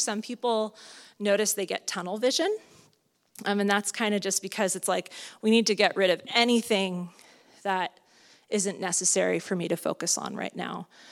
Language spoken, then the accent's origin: English; Southern California, United States; now in Santa Cruz, United States; I'm from Southern California